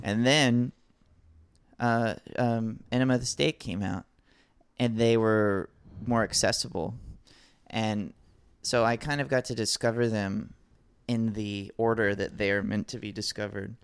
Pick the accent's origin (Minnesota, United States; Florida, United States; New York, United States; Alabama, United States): Alabama, United States; I grew up in Alabama